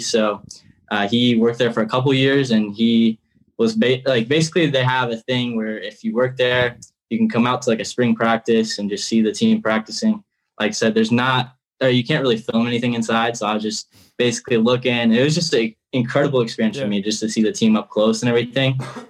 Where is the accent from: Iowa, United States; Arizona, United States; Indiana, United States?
Indiana, United States; I'm from Indiana, so it's like obviously a normal thing to have tractors and stuff